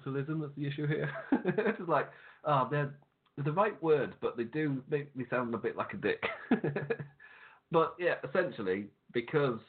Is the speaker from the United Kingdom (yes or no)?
yes; England, United Kingdom; Me being English